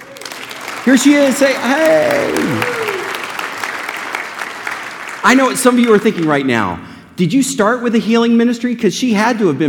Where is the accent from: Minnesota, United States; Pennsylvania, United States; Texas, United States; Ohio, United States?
Pennsylvania, United States; Kennett Square; also born or lived in Delaware; now in Dallas, United States; I grew up in a little place called Kennett Square, Pennsylvania.